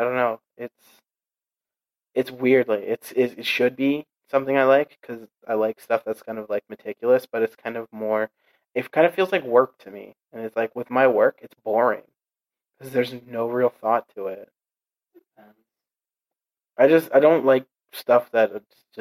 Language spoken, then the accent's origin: English; Canada; as a Canadian